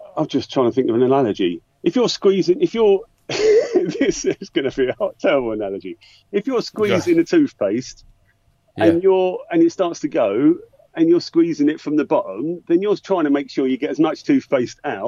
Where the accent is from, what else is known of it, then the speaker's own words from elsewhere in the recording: Essex, East of England, United Kingdom; moved away as an adult; now in London, United Kingdom; So I grew up in Essex, but, you know, I moved to London went after uni